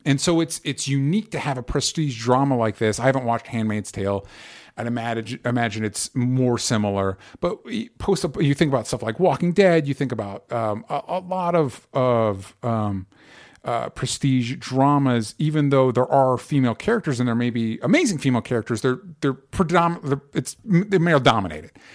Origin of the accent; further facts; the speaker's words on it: the South, United States; growing up in the South